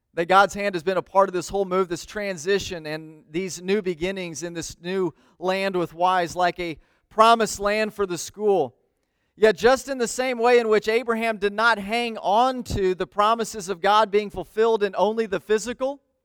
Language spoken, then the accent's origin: English; United States; I love being an American